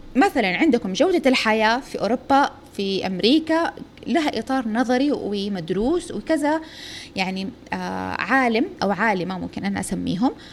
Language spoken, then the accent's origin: Arabic; Saudi Arabia; إحنا من السعودية